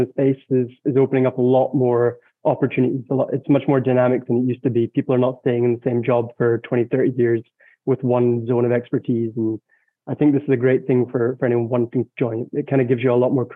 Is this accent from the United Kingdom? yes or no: yes; United Kingdom; now in Alsace, France; for a British person